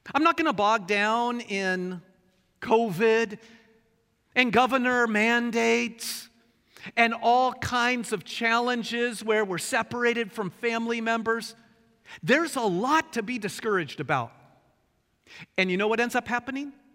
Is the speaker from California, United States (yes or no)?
no; Bremerton, Washington, United States; also born or lived in Portland, Oregon; I grew up in Bremerton, and the street above ours was the legendary Candy Cane Lane. Nineteen years of enjoying Candy Cane Lane